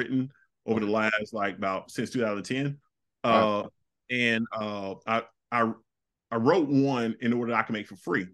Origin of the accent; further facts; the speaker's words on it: the South, United States; I'm a dude from the South.